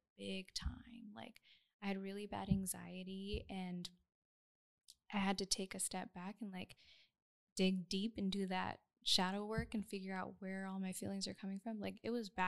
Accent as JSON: {"language": "English", "town": "San Jose", "region": "California", "country": "United States", "moved": "yes", "lives_now": "Sacramento, United States", "said": "we're both from San Jose"}